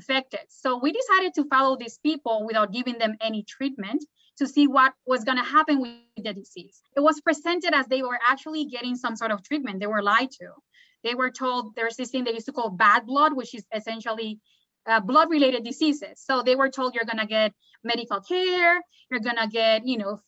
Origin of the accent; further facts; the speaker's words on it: Puerto Rico; now in Durham, United States; Puerto Rico, my home country